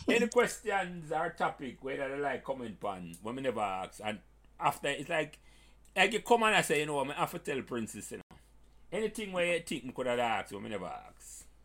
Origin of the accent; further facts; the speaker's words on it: Portmore, Saint Catherine, Jamaica; When I no. walk, I am from Portmore and I say, but yeah, I forgot go to school.